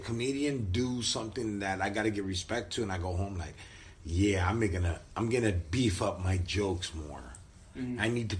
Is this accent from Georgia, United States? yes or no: no; Orange, California, United States; also born or lived in Santa Ana, California; I'm from the city of Orange. I was born and raised there